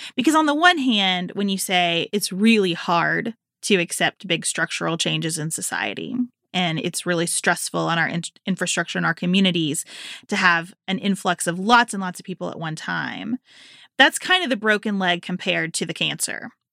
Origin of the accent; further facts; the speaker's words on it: Western Kentucky, United States; moved away as an adult; now in Northern Kentucky, United States; I grew up in Western Kentucky